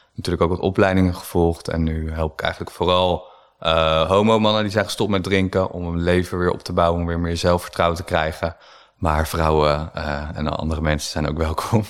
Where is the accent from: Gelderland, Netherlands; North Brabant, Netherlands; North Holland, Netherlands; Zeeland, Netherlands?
Gelderland, Netherlands; Harderwijk; moved away; also born or lived in Amsterdam; ik kom uit Harderwijk. Eh, dat is een kleine stad op de Veluwe